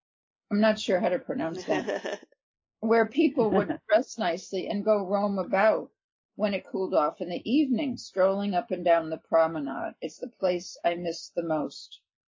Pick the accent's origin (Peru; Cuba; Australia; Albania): Albania; English is a second language; moved away as an adult; now in United States; I grew up in Albania and came to the United States at 18 in 2000. I came alone, and then my parents came for political asylum.